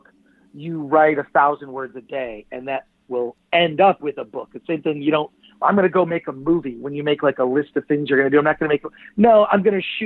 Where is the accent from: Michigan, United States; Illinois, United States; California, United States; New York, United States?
Michigan, United States; Detroit; when I was a little kid, I grew up in Detroit